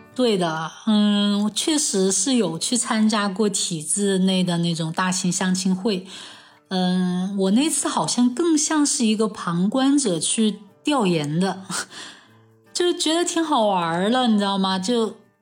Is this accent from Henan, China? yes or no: no; Chengdu, Sichuan, China; 我从小在成都长大，现在也在成都工作